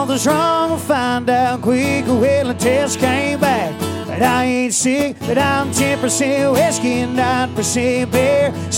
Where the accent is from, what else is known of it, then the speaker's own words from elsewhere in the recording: Southeast Oklahoma, United States; I grew up down in Southeast Oklahoma